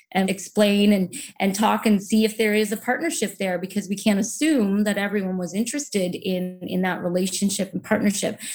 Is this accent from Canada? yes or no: yes; Saint John, New Brunswick, Canada; now in Vancouver, Canada; I grew up in New Brunswick along the Atlantic Ocean on a small peninsula just outside of the city of Saint John